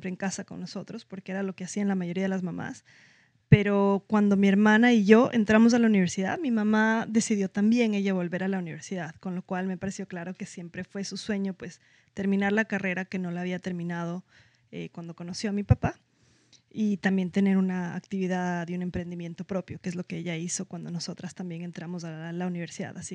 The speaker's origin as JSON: {"language": "Spanish", "town": "Quito", "region": "Pichincha", "country": "Ecuador", "tie": "born or raised there", "said": "Eh, ya nací yo en Quito y viví toda mi vida ahí, pero todavía soy muy cercana de mi familia de Puerto Viejo."}